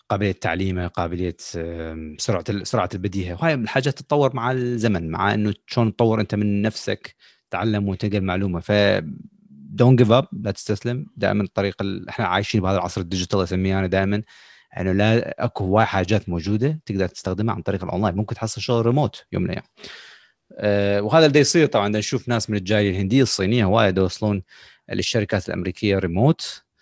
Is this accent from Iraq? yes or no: yes; Iraq; moved away; ما نعتبر يعني هسه جايين من العراق نحن خلينا نقول صار لنا فتره هنا